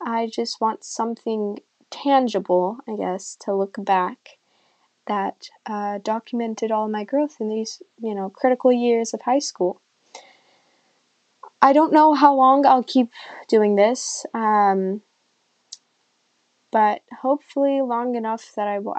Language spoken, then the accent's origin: English; California, United States; also born or lived in Iran; I immigrated from Iran to California, where I currently live, when I was 6